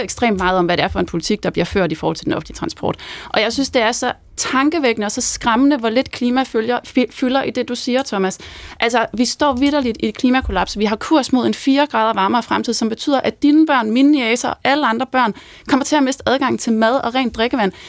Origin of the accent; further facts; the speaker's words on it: Svendborg, Southern Denmark, Denmark; jeg er selv fra Svendborg